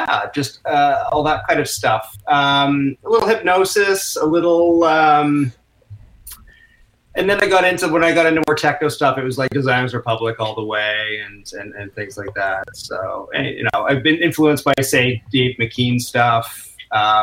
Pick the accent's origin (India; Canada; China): Canada; Whitby, Ontario; also born or lived in United Kingdom / Ajax, Ontario / Oakville, Ontario; now in Toronto, Canada; I grew up mostly in Whitby, Ontario